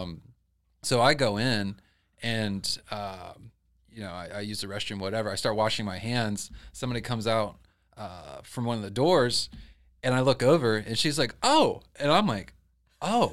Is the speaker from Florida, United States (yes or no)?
yes; Leesburg, Florida, United States; also born or lived in Orlando, Florida; raised in Leesburg.